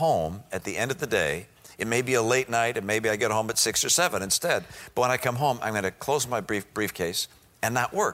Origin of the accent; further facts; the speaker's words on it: Detroit, Michigan, United States; moved away; I grew up in Detroit